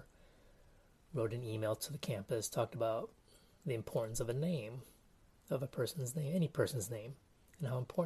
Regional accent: Texas, United States; also born or lived in Canada / Taiwan; growing up in Texas

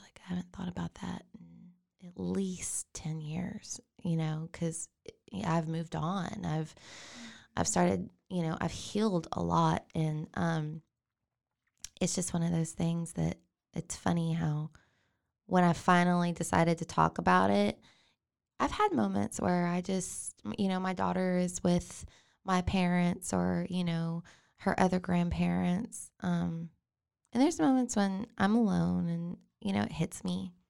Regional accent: China Spring, Texas, United States; also born or lived in Waco, Texas; I was born here in Waco

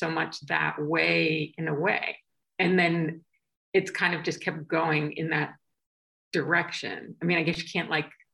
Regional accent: outside Boston, Massachusetts, United States; I grew up outside Boston

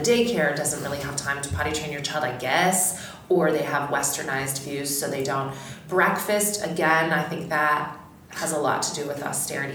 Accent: Canada; I'm Canadian

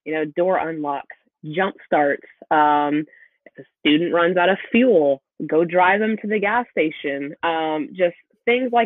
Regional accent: the South, United States; accent: Southern; I'm sure by my accent, you can tell I'm from the South

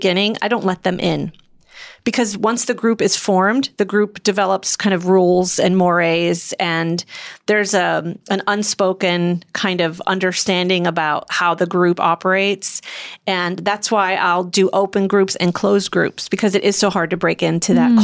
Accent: Midwest, United States; I'm from the Midwest

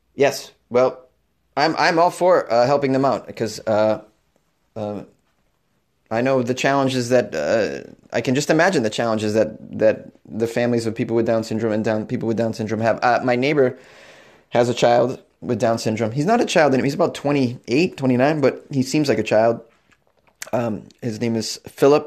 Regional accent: Boston, Massachusetts, United States; born or raised there; moved away; also born or lived in New York City / Los Angeles

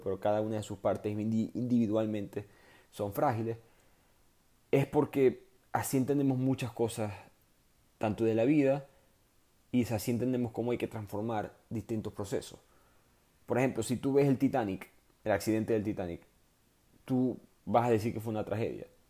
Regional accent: Maracaibo, Zulia, Venezuela; moved away; also born or lived in New York / Houston; yo soy de Maracaibo

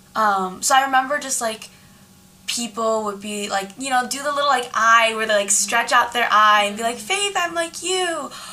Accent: San Jose, California, United States; I grew up in San Jose, California too

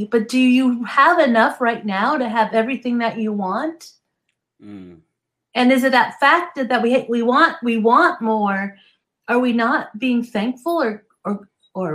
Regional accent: New Jersey, United States; now in Southern California, United States; I grew up in New Jersey, so I understand cold.

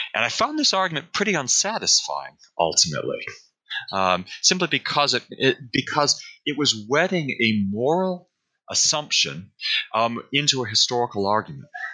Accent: Buffalo, New York, United States; I come from the Buffalo, New York area.

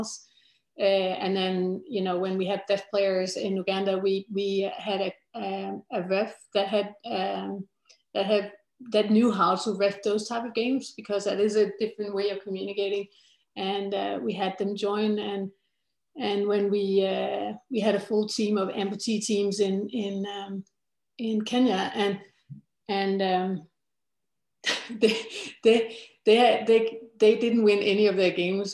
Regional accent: Denmark; I come from Denmark

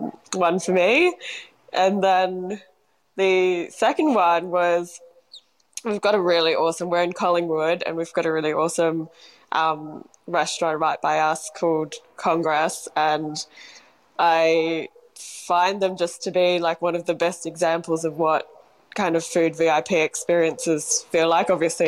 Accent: Singapore; now in Australia; I grew up in Singapore for many years before moving to Australia.

